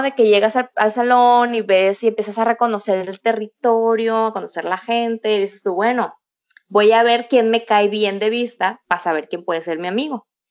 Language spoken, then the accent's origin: Spanish; Culiacán, Sinaloa, Mexico; moved away as an adult; now in Shenzhen, China; Soy de Culiacán, Sinaloa y vivo en China